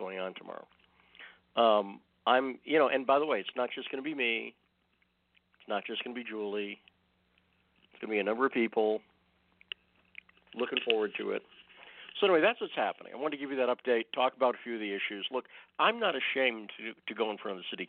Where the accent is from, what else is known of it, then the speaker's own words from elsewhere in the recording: Massachusetts, United States; now in Twin Falls, United States; I grew up in Massachusetts